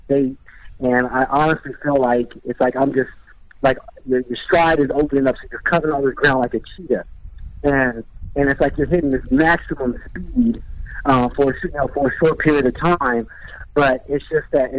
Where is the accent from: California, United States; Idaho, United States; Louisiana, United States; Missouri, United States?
California, United States; Riverside; Riverside Community College in my hometown